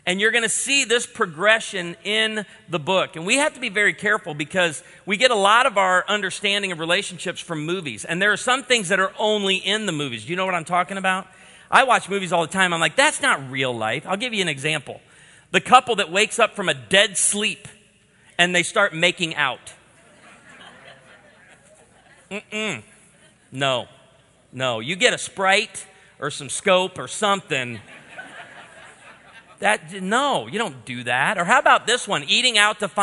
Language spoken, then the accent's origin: English; Midwest, United States; we're from the Midwest